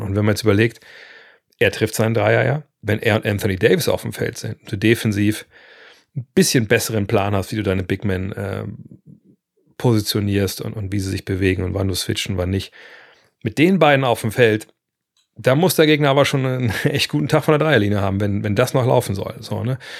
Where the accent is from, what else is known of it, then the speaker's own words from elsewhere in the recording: Lower Saxony, Germany; bei uns in Niedersachsen